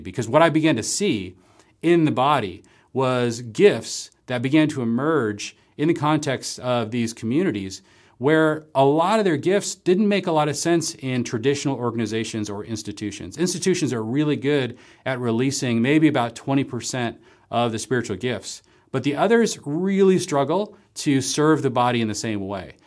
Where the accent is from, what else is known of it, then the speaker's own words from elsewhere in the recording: Seattle, Washington, United States; moved away as an adult; also born or lived in Marblehead, Massachusetts; we ended up moving from my hometown in the Seattle area to Gordon Conwell, uh, going to seminary in the Boston area